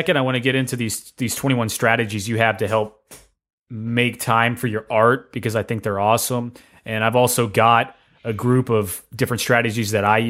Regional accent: Tennessee, United States; I'm from Tennessee.

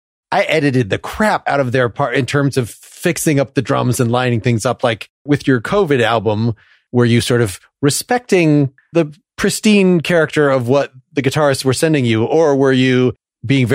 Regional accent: the North, United States; growing up in the North

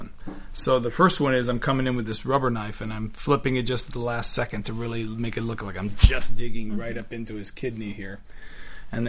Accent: Miami, Florida, United States; I'm Cuban from Miami

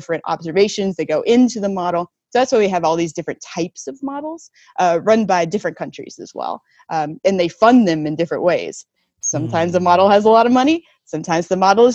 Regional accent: North Carolina, United States; now in West Coast, United States; I grew up in North Carolina

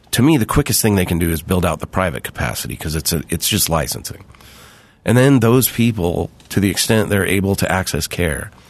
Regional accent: California, United States; I grew up in California.

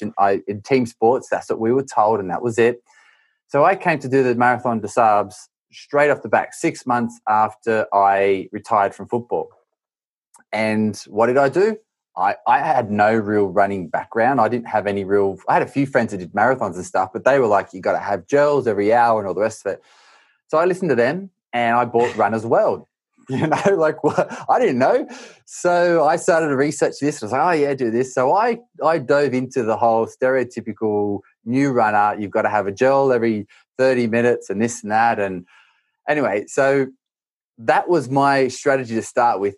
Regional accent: Australia; moved away; I grew up in Australia

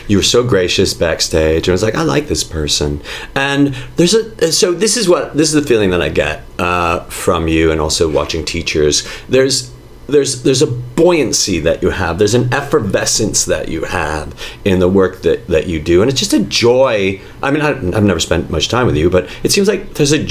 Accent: Chicago, Illinois, United States; I was born and raised in Chicago

